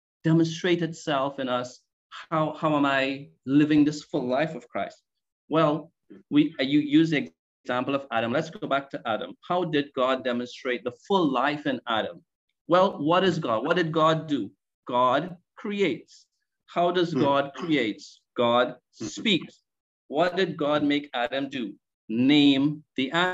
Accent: Trinidad & Tobago; I am from Trinidad and Tobago

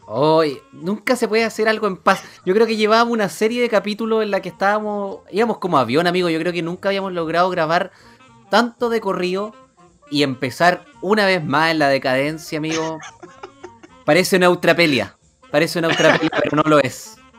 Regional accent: San Fernando, O'Higgins, Chile; yo soy de San Fernando

